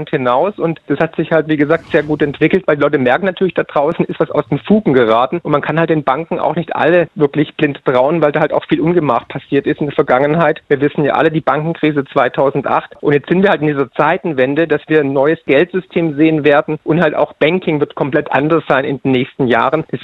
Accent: Baden-Württemberg, Germany; accent: Swabian; Ich bin Schwabe, wie man ah, wahrscheinlich hört.

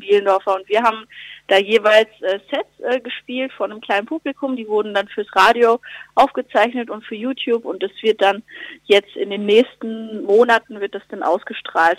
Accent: Lüdenscheid, North Rhine-Westphalia, Germany; in meiner Heimat im Sauerland

